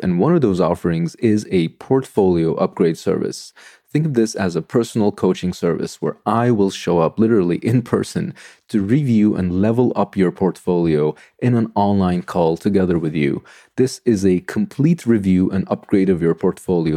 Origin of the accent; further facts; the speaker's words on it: Istanbul, Turkey; moved away as an adult; now in Sweden; I am from Turkey. I grew up in Istanbul.